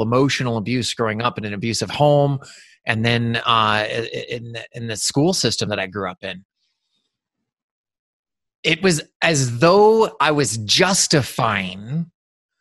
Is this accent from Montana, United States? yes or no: yes; Eastern Montana, United States; growing up in Eastern Montana